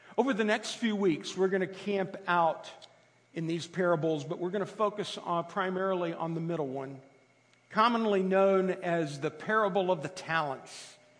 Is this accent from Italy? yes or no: yes; Italy; moved away; I grew up in Italy